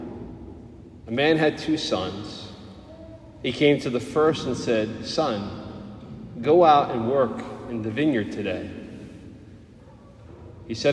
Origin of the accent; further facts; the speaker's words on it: New Jersey, United States; accent: Jersey; also born or lived in Pennsylvania; Being born and raised and lived my whole life in New Jersey, apart from 4 years in college where I crossed the border into Pennsylvania